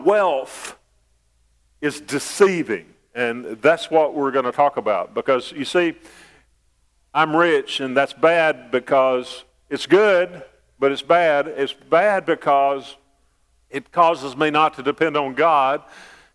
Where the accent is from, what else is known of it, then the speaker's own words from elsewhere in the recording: United States; I was born in America, a land of freedom and riches